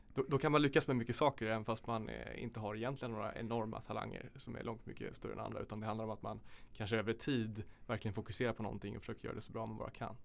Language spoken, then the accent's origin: Swedish; Sollentuna, Stockholm County, Sweden; Jag kommer från Sollentuna